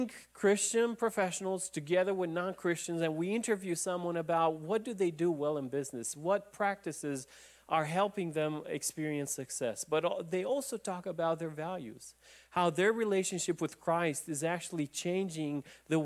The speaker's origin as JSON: {"language": "English", "country": "Romania", "tie": "born or raised there", "moved": "yes", "said": "I remember Ceausescu coming into my hometown"}